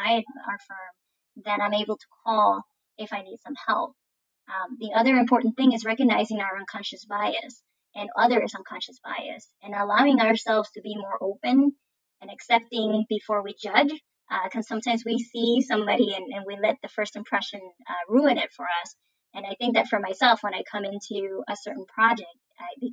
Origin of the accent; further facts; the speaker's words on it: Puerto Rico; moved away as an adult; also born or lived in Mississippi; now in Florida, United States; I'm from Puerto Rico and I'm Latina and I'm a woman